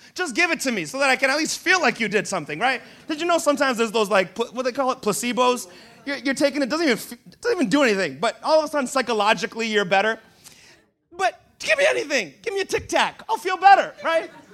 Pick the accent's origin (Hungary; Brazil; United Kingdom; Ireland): Brazil; now in United States; I was born in Brazil, and I swear I was fed apples as a child